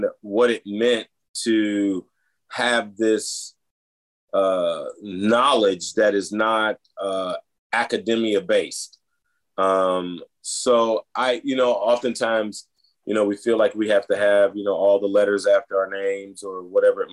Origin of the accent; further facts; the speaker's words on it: the South, United States; moved away as an adult; now in Brunswick, Georgia, United States; I grew up in the South in the 70s